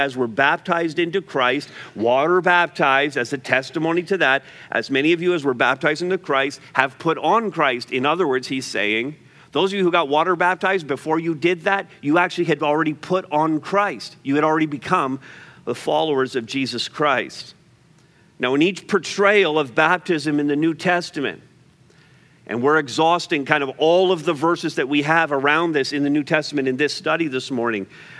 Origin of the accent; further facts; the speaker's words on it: Montreal, Quebec, Canada; I grew up in Montreal